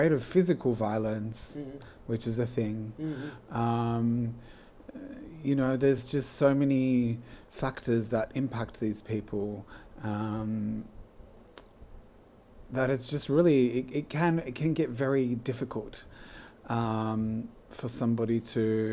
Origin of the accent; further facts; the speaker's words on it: Sydney, New South Wales, Australia; also born or lived in Poland; I am originally from Sydney, and I've lived my whole life in Sydney